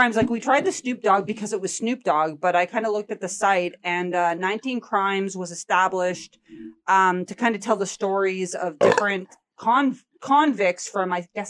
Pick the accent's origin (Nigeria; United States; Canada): Canada; I just find it interesting as a Canadian.